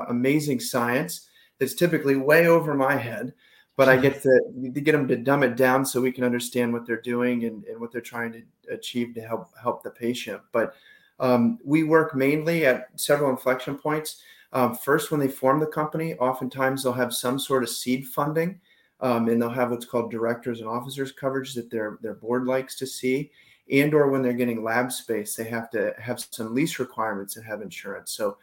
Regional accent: Ohio, United States; moved away as an adult; now in San Diego, United States; I'm from Ohio and I played water polo at Miami of Ohio

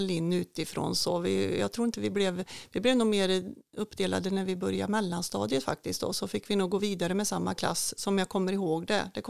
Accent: Tidaholm, Västra Götaland, Sweden; Tidaholm är ju en trygg stad, en liten stad att växa upp i. Vi bodde i, ja, med mina föräldrar och vi flyttade, bodde i några olika hus här i Tidaholm

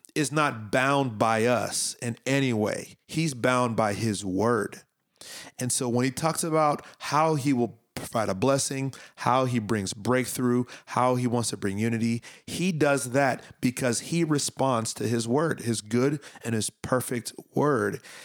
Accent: Miami, Florida, United States; I grew up in Miami

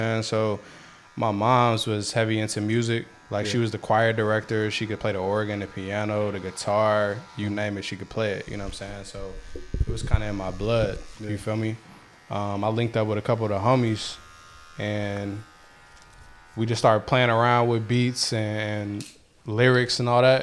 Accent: Bloomington, Illinois, United States; I'm from Bloomington. Born and raised there

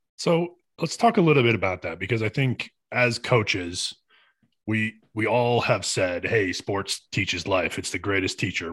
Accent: Michigan, United States; I grew up in, in Michigan

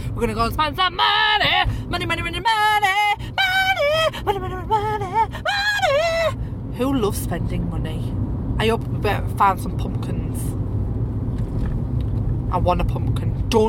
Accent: Middlesbrough, North East England, United Kingdom; I'm from Middlesbrough

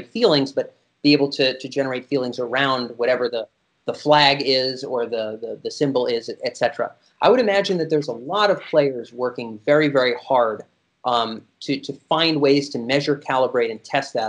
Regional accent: United States; I was born in America

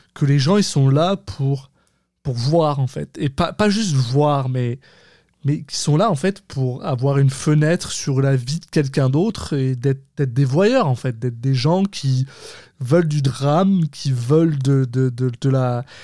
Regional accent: France; now in Quebec, Canada

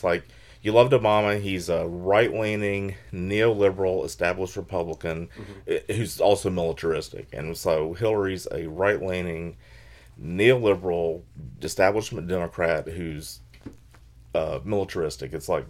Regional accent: the South, United States; because I grew up in the South

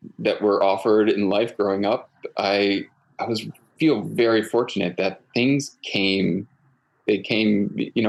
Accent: Connecticut, United States; moved away as an adult; also born or lived in Central Coast of California; now in California, United States; I grew up in Connecticut

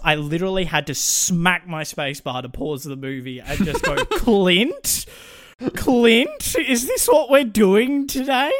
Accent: Australia; we are Australian

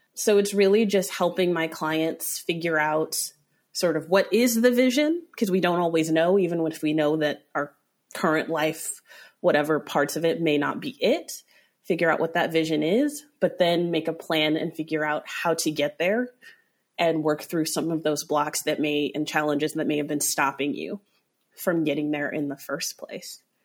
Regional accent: Aurora, Colorado, United States; I grew up in Aurora, Colorado.

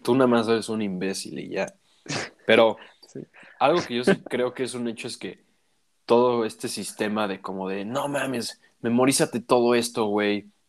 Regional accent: Mexico; tú y yo somos mexicanos

